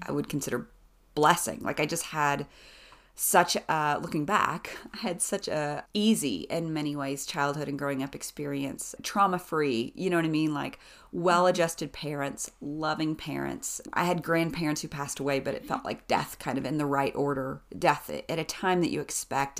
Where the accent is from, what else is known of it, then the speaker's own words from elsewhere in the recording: East Tennessee, United States; moved away as an adult; also born or lived in Western North Carolina / Nashville, Tennessee; now in Boone, North Carolina, United States; I grew up in East Tennessee on the other side of the state line